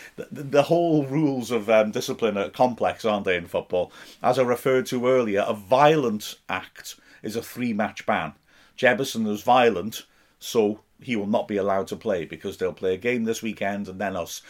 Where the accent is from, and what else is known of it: United Kingdom